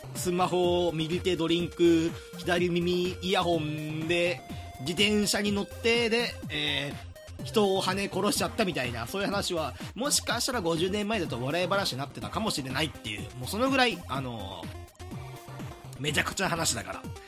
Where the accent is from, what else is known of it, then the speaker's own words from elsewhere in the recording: Hyogo, Japan; 僕はあの兵庫出身なんで西の方はわかる